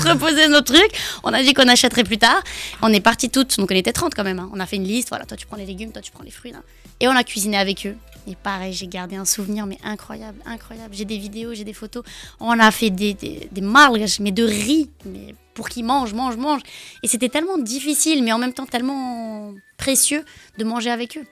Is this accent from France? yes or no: yes; France; je suis née en France, j'adore le Portugal aussi. Hein. Euh, mes parents sont portugais